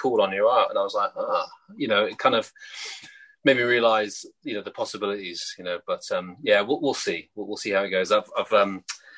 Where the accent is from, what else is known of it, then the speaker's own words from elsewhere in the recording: United Kingdom; I'm British